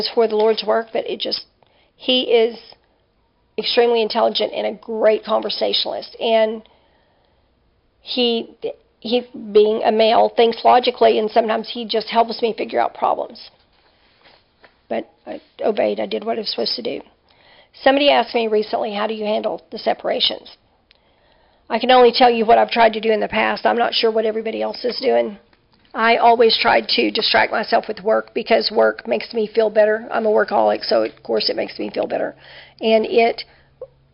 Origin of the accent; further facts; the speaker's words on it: Dallas, Texas, United States; moved away as an adult; also born or lived in western Oklahoma / Princeton / northern Arkansas; now in Louisiana, United States; Because I'm from the North Dallas area. I've lived almost my whole life in the North Dallas area